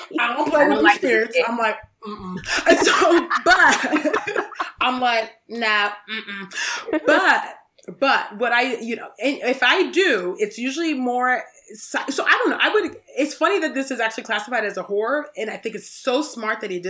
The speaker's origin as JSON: {"language": "English", "region": "California", "country": "United States", "tie": "born or raised there", "said": "I was born in California"}